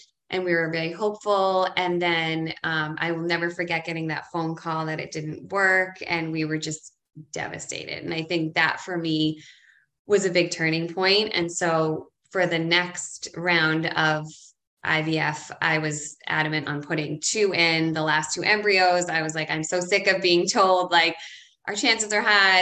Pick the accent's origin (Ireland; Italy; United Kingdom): Ireland; now in Boston, United States; I'm from Ireland and I was raised Irish Catholic.